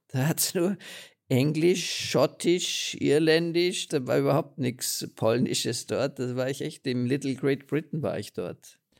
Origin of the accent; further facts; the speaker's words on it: Austria; bei uns in Österreich, in Mauthausen